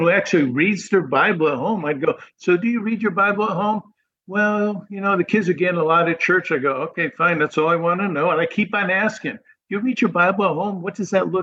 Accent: New England, United States; moved away as an adult; now in Florida, United States; I grew up in New England

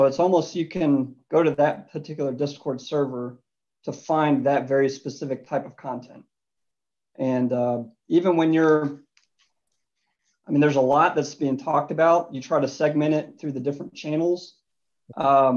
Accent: Louisville, Kentucky, United States; Grew up in Louisville, Kentucky. Went to university there, Louisville Cardinals. As a native

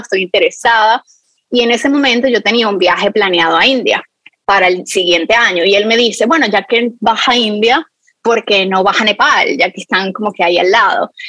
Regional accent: Venezuela; moved away; mi infancia cuando en Venezuela yo tenía uno de estos palos de lluvia

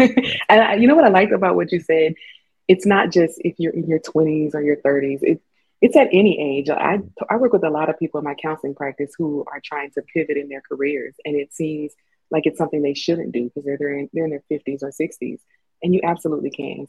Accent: Louisiana, United States; now in Colorado, United States; And even when I moved to Colorado from Louisiana, I had homesickness

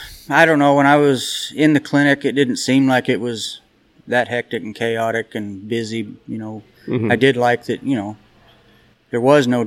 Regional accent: Nebraska, United States; moved away; growing up in Nebraska, you don't have the clinicians up there that come up and teach roping.

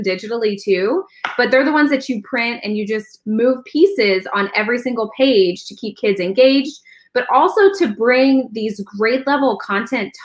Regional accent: Pennsylvania, United States; moved away as an adult; also born or lived in Virginia / Delaware / Texas / Georgia; now in Florida, United States; I'm from Pennsylvania, but I've taught in Pennsylvania and I've taught in Virginia

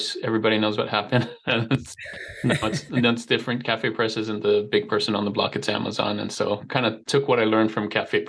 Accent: Hawaii, United States; moved away as an adult; now in Utah, United States; I was born and raised in Hawaii, so you may have picked up a slight accent.

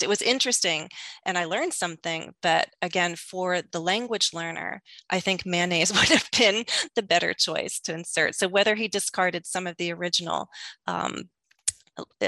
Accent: United States; accent: American English; as an American English speaker

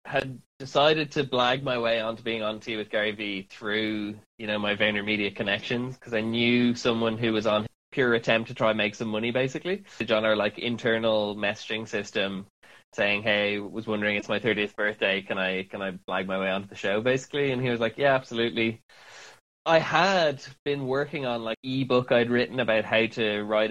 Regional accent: Dublin, Leinster, Ireland; moved away as an adult; now in London, United Kingdom; I'm from Ireland, born and raised in Dublin.

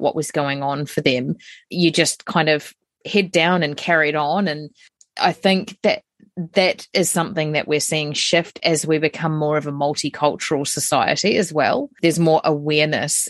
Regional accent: New Zealand; as a New Zealander, we're very colonial

